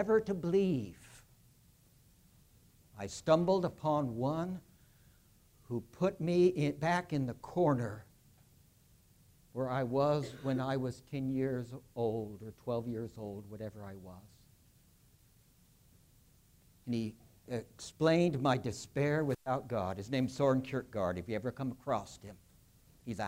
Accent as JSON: {"language": "English", "region": "California", "country": "United States", "tie": "born or raised there", "said": "where I grew up in California"}